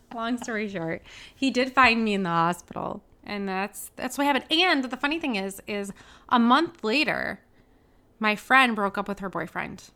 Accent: Detroit, Michigan, United States; moved away as an adult; also born or lived in Ohio; now in Milwaukee, United States; I'm from the Detroit area, but I'm actually moving to Milwaukee.

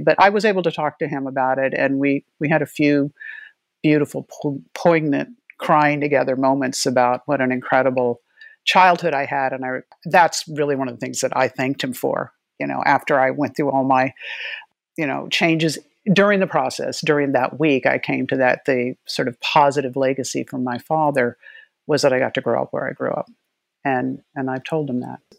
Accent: Gila River Reservation, South Central Arizona, United States; I grew up in South Central Arizona on the, the Gila River Reservation

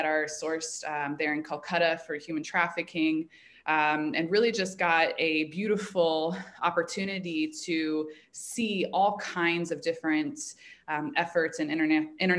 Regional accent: Indianapolis, Indiana, United States; moved away as an adult; also born or lived in Chicago; I grew up in Indianapolis

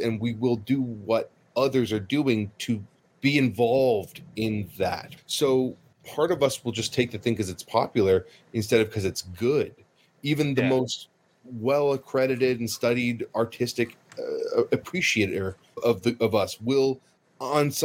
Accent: Boston, Massachusetts, United States; as a Boston native

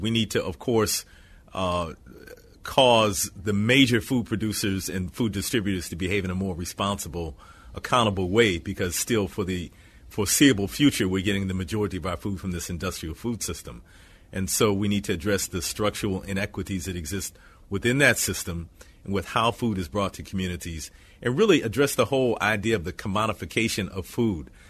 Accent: Detroit, Michigan, United States; growing up in Detroit in kind of this post-rebellion period

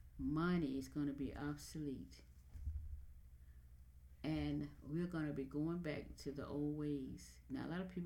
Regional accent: United States; I'm an American.

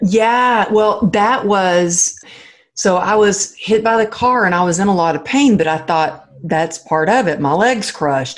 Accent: Texas, United States; moved away; my family in Texas, they're old school I mean, I come from the Bible Belt

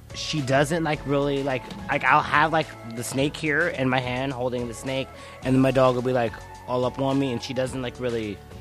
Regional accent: Wisconsin, United States; moved away; also born or lived in Los Angeles, United States; I grew up in Wisconsin. but I lived in L.A. for eight years.

